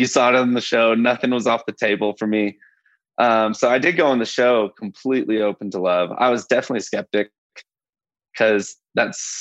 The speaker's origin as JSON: {"language": "English", "town": "Tulsa", "region": "Oklahoma", "country": "United States", "moved": "as an adult", "lives_now": "Colorado, United States", "said": "I'm originally from Tulsa, Oklahoma, and I'm a travel nurse"}